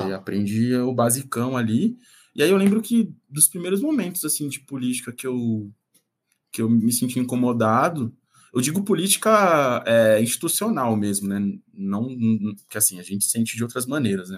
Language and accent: Portuguese; São Paulo, Brazil; eu nasci na Vila Guafunda, é, zona sul de São Paulo